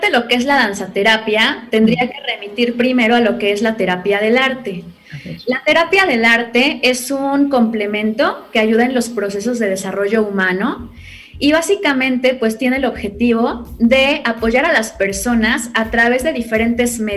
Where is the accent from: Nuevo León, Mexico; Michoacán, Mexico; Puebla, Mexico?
Puebla, Mexico; Yo soy poblana y pues actualmente radico también aquí en la ciudad de Puebla.